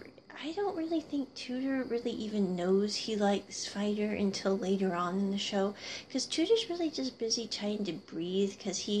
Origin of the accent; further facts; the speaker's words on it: Midwest, United States; I grew up in the Midwest